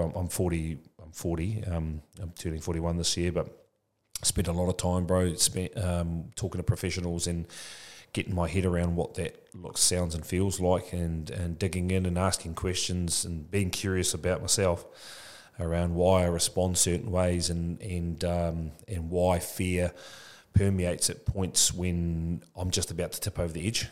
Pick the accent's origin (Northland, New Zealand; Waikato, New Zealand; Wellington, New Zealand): Waikato, New Zealand; Tokoroa; now in Papamoa, New Zealand; I'm from Tokoroa, born and bred Tokoroa